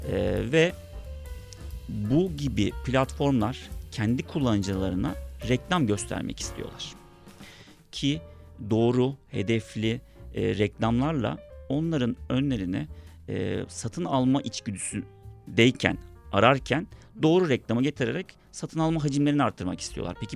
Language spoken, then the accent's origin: Turkish; İzmir, Turkey; moved away as an adult; now in Istanbul, Turkey; Aslına bakarsan ortaokulu ve liseyi Borna Onda Lisesi'nde İzmir'de okudum. Ailem hala İzmir'de yaşıyor. Ama e, İstanbul Teknik Üniversitesi kazanınca İstanbul'a geldim. O günden beri de İstanbul'dayım. Herhalde bir 20 seneye yaklaştı. Artık bir nebze olsun da İstanbulluyum diyebilirim.